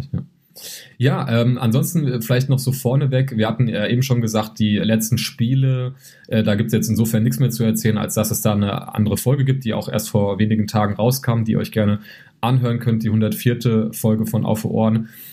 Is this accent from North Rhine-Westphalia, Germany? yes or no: no; Gießen, Hesse, Germany; ich komme ja aus Gießen, wohne ja in Gießen